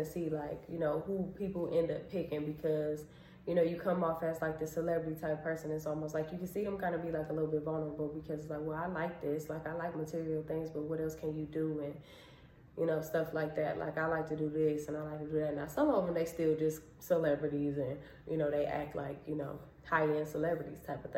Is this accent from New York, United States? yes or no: no; Cleveland, Ohio, United States; I'm from Cleveland